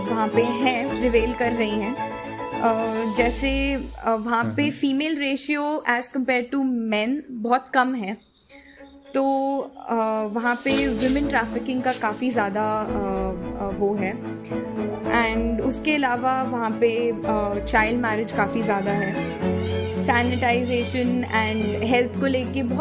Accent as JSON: {"language": "Hindi", "region": "Delhi", "country": "India", "said": "वैसे तो मैं दिल्ली की रहने वाली हूँ बट uh, मेरे जो पिताजी हैं वो uh, एक आर्मी पर्सनल हैं तो हर दो साल सिटी टू सिटी मूव करते हुए"}